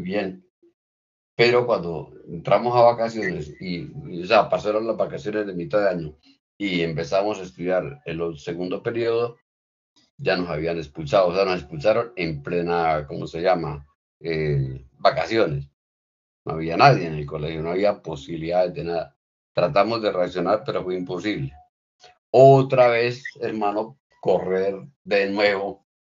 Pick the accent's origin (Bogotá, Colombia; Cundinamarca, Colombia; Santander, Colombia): Santander, Colombia; Bucaramanga; also born or lived in Guaca, García Rovira, Santander; yo soy un niño de del campo, nací en García Rovira, concretamente en Huaca, y de más o menos entre 6 y 7 años eh, llegué a Bucaramanga, al barrio San Alonso